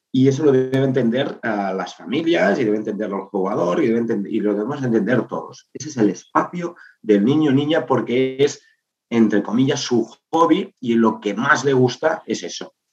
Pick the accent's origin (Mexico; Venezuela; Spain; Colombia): Spain; Igualada, Catalonia; yo soy de Igualada